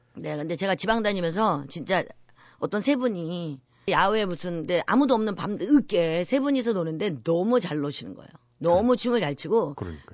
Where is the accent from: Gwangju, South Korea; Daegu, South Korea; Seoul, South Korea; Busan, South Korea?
Seoul, South Korea; also born or lived in Yeongju; 본정만 영주고요. 네. 저는 한 살 때 유학 왔어요. 서울 음. 어머님이 이제 데리고. 그래서 사실 영주에 대한 기억은 없고요. 네. 저는 거기 뭐 서울 사람이죠, 사실은